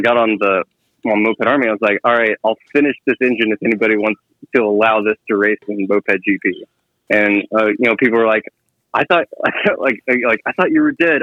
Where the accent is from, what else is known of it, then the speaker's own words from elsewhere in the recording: Texas, United States; now in Kansas City, United States; I grew up in Texas and I live in Kansas City now